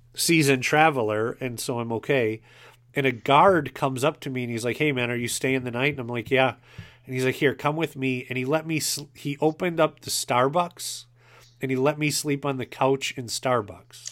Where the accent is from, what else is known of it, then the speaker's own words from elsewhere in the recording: Wisconsin, United States; I'm from Wisconsin.